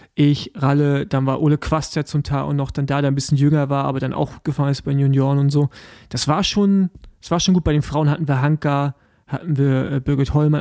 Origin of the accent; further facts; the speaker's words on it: East Germany, Germany; ich als Ostdeutsche